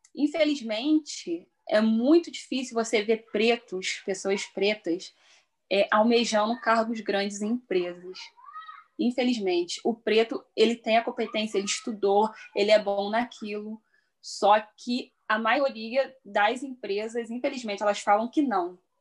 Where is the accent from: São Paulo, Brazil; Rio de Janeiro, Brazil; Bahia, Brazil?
Rio de Janeiro, Brazil; Petrópolis; moved away as an adult; now in Três Rios, Brazil; sou natural de Petrópolis, atualmente resido em Três Rios